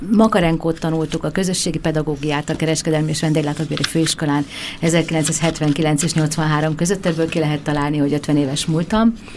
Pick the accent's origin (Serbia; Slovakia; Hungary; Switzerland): Hungary; moved away; vidéken nőttem föl